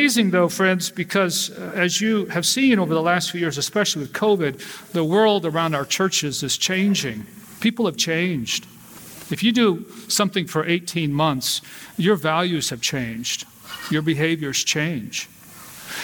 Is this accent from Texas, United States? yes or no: yes; Texas, United States; I'm from Texas.